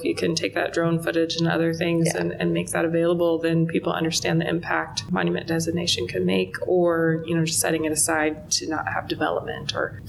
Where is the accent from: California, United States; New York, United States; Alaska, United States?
Alaska, United States; now in Nevada, United States; I'm from Alaska, and so we still have those big open spaces.